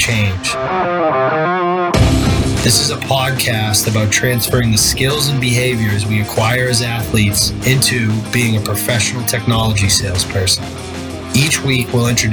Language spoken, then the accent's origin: English; Central Massachusetts, United States; a kid from Central Mass